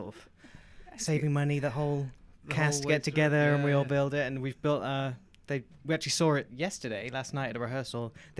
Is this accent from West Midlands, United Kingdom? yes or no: yes; Hereford, West Midlands, United Kingdom; Well, I am originally from Hereford, and I started in an amateur group there, Hereford Musical Theatre Company, when I was 8.